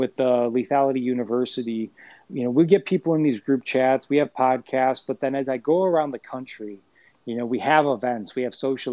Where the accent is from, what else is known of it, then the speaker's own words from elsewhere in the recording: Chicago, Illinois, United States; I was raised in Chicago